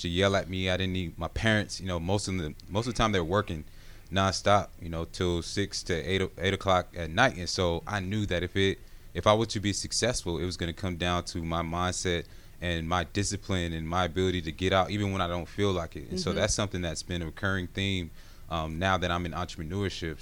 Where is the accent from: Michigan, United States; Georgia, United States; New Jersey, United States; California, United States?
Georgia, United States; Gwinnett; growing up in Gwinnett, going to Brookwood House High School